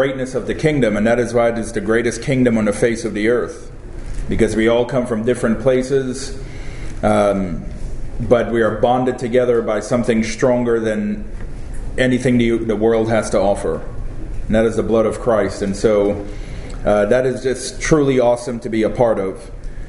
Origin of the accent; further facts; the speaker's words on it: Trinidad & Tobago; also born or lived in California; now in Florida, United States; I was born in Trinidad. That's where I was baptized.